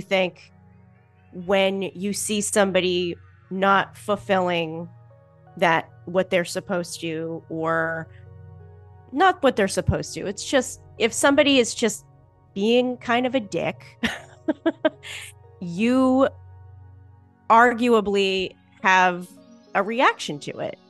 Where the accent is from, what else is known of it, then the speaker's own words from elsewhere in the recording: Boston, Massachusetts, United States; I'm also from Boston, so that's just how I talk